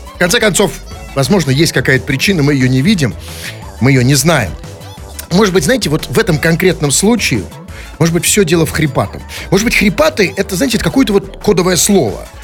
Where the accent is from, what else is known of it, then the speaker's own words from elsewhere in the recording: Saint Petersburg, Russia; я, кстати сказать, тоже родился в Ленинграде